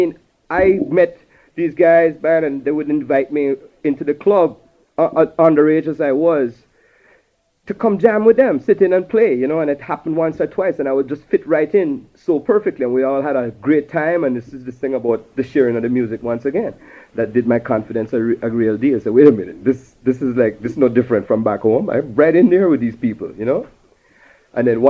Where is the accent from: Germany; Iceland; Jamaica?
Jamaica; moved away; also born or lived in New York; This is my upbringing. I'm a Jamaican